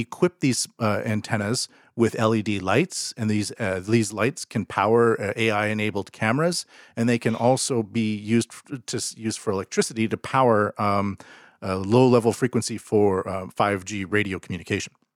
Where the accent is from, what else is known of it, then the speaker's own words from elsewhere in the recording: Canada; moved away; they used to train in my hometown